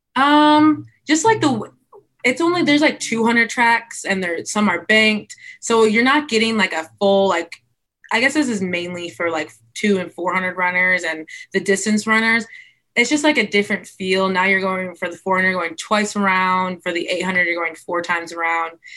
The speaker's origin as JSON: {"language": "English", "town": "White Lake", "region": "Michigan", "country": "United States", "tie": "born or raised there", "said": "I grew up in White Lake, Michigan"}